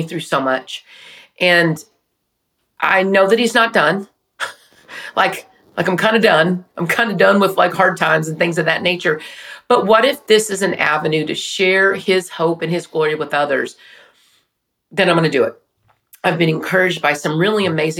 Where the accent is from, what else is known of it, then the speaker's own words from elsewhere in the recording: Wichita Falls, Texas, United States; growing up in Wichita Falls, which is where I'm from.